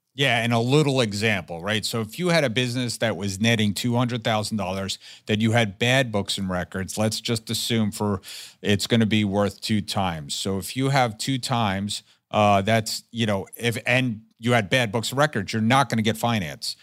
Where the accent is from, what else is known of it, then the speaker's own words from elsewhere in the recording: New Jersey, United States; my home state of New Jersey